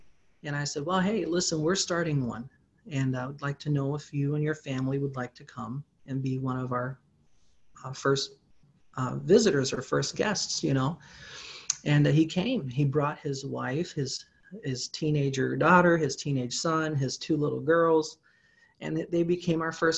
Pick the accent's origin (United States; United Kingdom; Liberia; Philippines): Philippines; Well, you know, being I grew up in the Philippines, I do speak Tagalog.